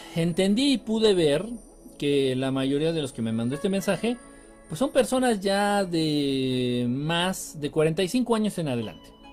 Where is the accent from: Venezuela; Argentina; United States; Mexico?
Mexico; De México